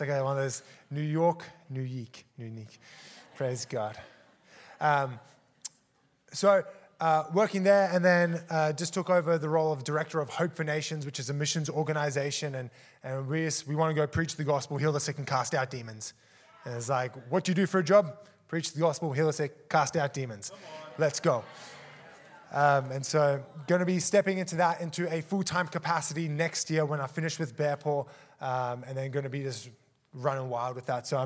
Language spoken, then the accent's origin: English; Australia; also born or lived in South Africa; I'm from South Africa, was born there, immigrated to Australia when I was four with my family, grew up there